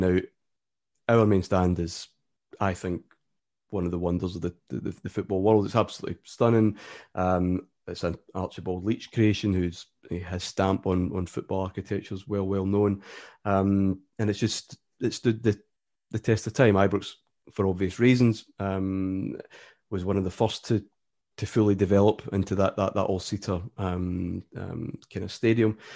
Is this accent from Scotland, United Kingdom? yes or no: yes; Glasgow, Scotland, United Kingdom; also born or lived in Ayrshire; I was born in Ayrshire, which is, uh, probably about forty miles from Glasgow, and then moved quite quickly up near the city, just out in suburbia, where I've pretty much been ever since